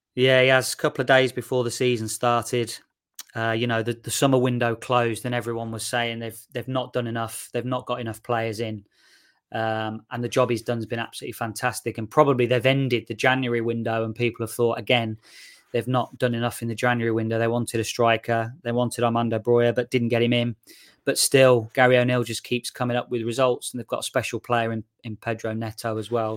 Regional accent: Shirley, West Midlands, United Kingdom; moved away as an adult; also born or lived in Nottingham; I'm from Shirley, um, just outside Solihull. That's, that's where I, uh, grew up and where my parents still live

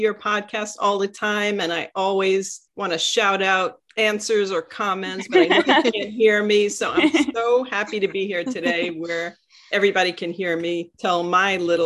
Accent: New York City, New York, United States; I grew up in Sheepshead Bay, Brooklyn

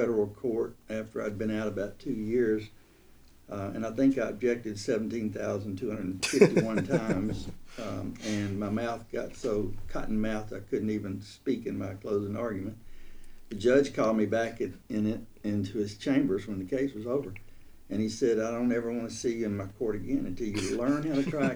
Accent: Russellville, Alabama, United States; also born or lived in Colbert County, Alabama / Fort Lauderdale, Florida; now in Tuscaloosa, United States; I grew up in Russellville, Alabama

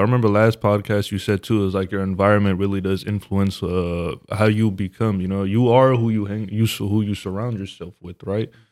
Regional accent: Stockton, California, United States; we are from Stockton

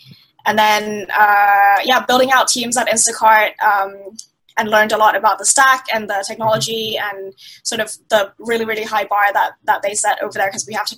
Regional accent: Thailand; also born or lived in Middle East; Yeah, so I'm from Thailand, but I grew up in the Middle East.

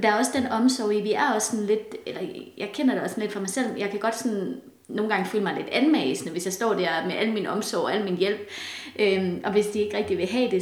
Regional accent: Denmark; som danskere

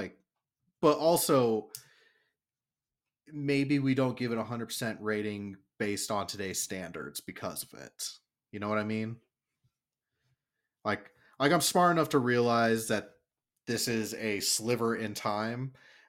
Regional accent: Tennessee, United States; I'm from Tennessee, and these are all my cousins on my dad's side, and these are my cousins on my mom's side.

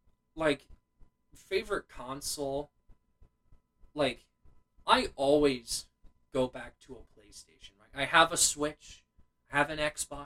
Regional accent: United States; we're from America

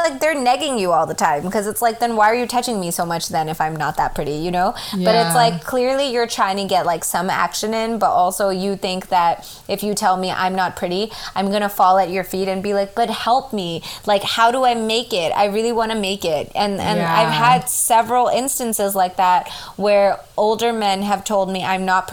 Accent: United States; as an American

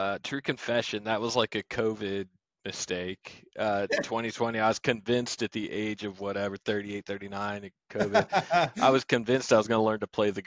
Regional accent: New Jersey, United States; moved away as an adult; also born or lived in Michigan / upstate New York; now in East Tennessee, United States; I grew up in South Jersey

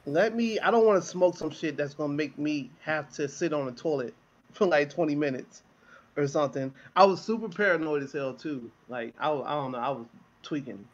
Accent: Chicago, Illinois, United States; also born or lived in near Oakland / San Jose, California; now in San Jose area, United States; I'm from Chicago

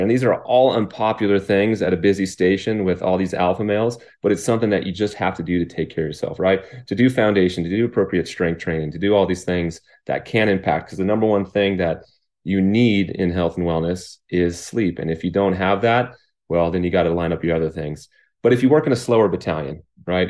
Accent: Riverside, California, United States; also born or lived in Lake Arrowhead, California; I was born in Riverside, California, which is about an hour away from where I live right now in Lake Arrowhead.

